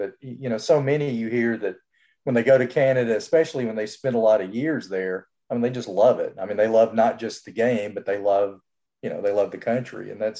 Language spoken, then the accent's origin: English; Birmingham, Alabama, United States; moved away; I'm a kid growing up in Birmingham, Alabama.